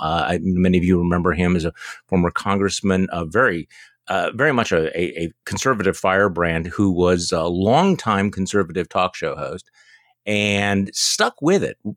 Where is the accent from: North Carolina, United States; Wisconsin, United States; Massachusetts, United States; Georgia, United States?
Wisconsin, United States; here in my home state of Wisconsin